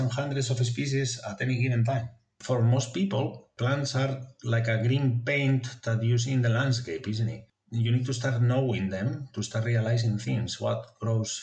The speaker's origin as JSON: {"language": "English", "region": "Asturias", "country": "Spain", "tie": "born or raised there", "second_language": "English", "moved": "yes", "said": "I come from Asturias, which is in the north coast of Spain"}